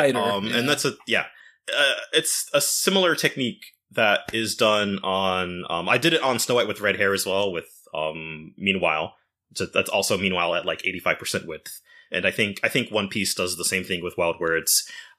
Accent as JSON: {"language": "English", "country": "Japan", "second_language": "English", "said": "I'm from Japan"}